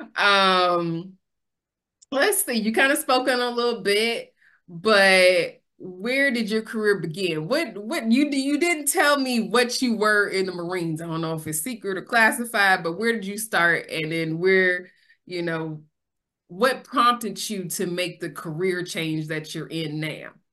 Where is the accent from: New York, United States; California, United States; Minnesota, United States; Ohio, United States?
California, United States; Sacramento; I'm born and raised in Sacramento